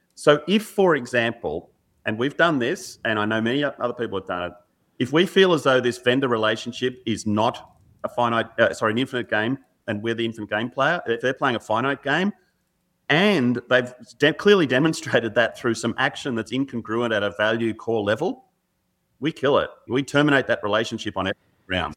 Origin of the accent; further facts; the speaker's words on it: Australia; growing up in Australia, particularly in the seventies and eighties and nineties